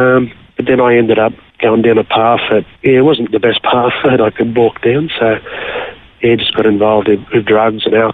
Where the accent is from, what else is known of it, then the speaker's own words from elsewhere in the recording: Nowra, New South Wales, Australia; moved away as an adult; also born or lived in Tumut, New South Wales; now in Mundubbera, Australia; We basically grew up on the south coast of New South Wales around Nowra